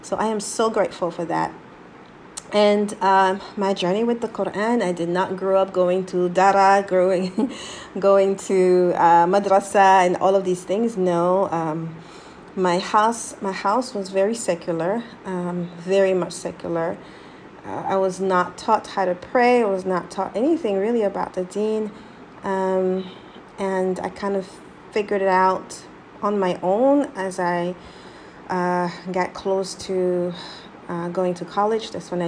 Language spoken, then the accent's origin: English; Abidjan, Côte d’Ivoire; born there; I said back because I was born in Ivory Coast, Abidjan, actually.